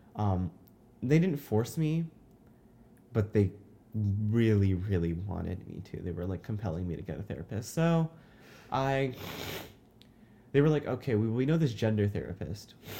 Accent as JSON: {"language": "English", "town": "Lakeside", "region": "California", "country": "United States", "said": "I'm from Lakeside, California"}